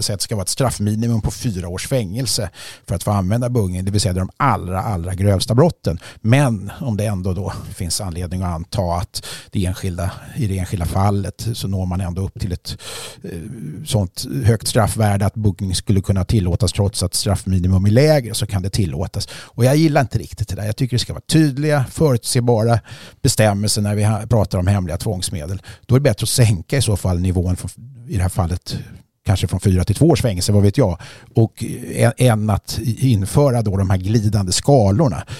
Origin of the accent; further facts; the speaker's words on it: Sweden; som svensk eh, medborgare